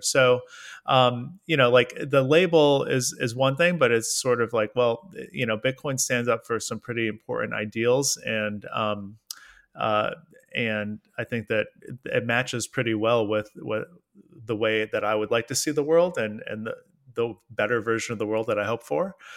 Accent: United States; I'm an American guy

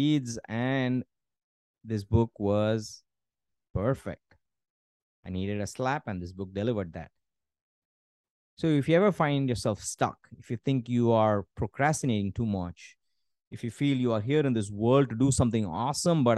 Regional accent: India; I'm Indian

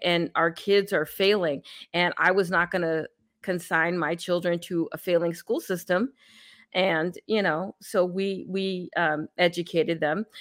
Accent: California, United States; now in Texas, United States; I grew up in California

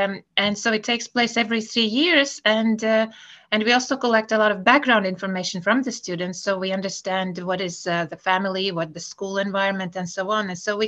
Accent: Latvia; English is a second language; now in Estonia; I grew up in Latvia.

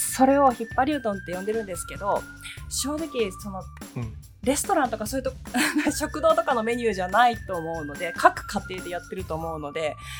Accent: Hadano, Kanagawa, Japan; あの神奈川県のあの秦野市というところの出身なんですけどあの両親は2人とも山形県出身なんですよ

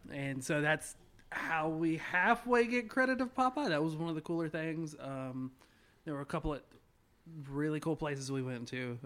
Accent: Rome, Georgia, United States; born and raised in Rome

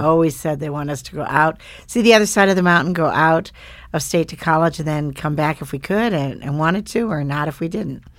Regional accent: Bozeman, Montana, United States; moved away as an adult; I grew up, uh, between, on a ranch between Livingston and Bozeman, and they were ranchers.

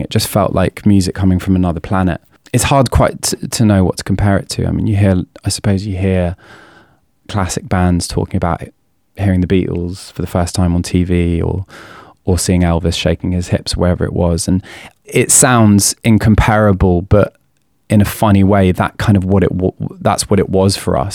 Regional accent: a village just outside of Oxford, South East England, United Kingdom; I turned 16 in May 2001, and at the time I was living in a village just outside of Oxford

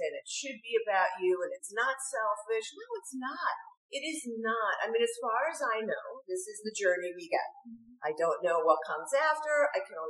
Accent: New York, United States; when I was growing up in New York

